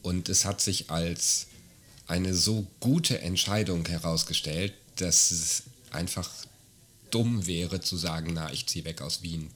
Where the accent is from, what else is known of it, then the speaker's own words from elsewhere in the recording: Germany; now in Austria; wenn ich nach Deutschland zurückginge